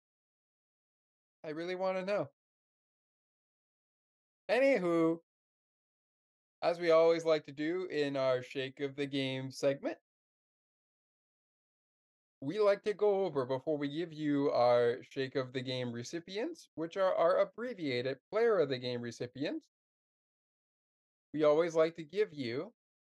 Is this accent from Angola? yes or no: no; Canada; I'm from Canada, and I'm a Penguins fan from Canada